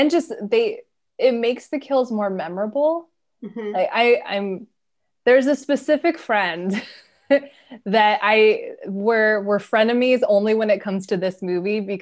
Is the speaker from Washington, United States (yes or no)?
yes; Washington, United States; also born or lived in California; I'm originally from California, but most of my formative years were in Washington